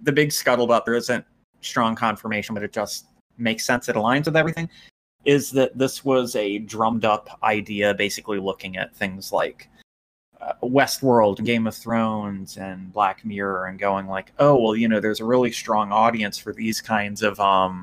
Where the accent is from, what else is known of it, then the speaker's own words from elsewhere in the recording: United States; As an American